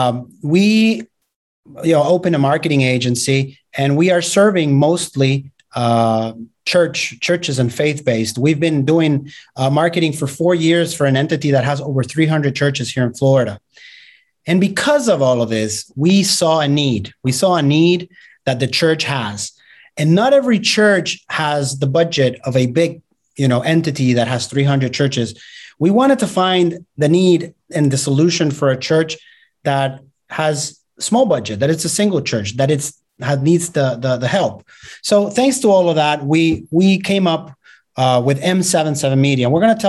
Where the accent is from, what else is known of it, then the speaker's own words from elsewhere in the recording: Argentina; born there; I was born in Argentina, and my dad is a retired pastor now.